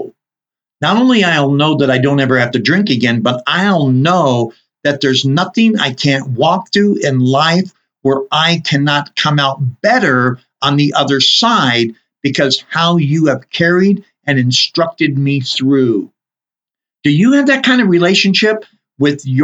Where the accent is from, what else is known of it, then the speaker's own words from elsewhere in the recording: Southern California, United States; now in Utah, United States; growing up in Southern California, I'm very used to earthquakes.